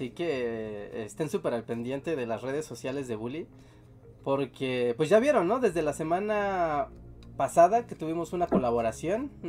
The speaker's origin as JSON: {"language": "Spanish", "country": "Mexico", "said": "Yo soy puro mexicano."}